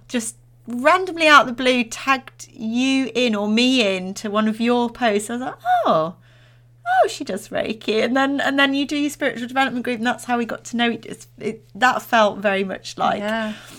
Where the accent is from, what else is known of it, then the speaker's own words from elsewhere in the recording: Derbyshire, East Midlands, United Kingdom; I'm from Derbyshire.